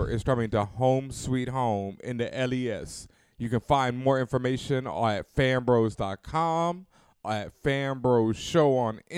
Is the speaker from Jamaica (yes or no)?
yes; Jamaica; of course, I'm Jamaican.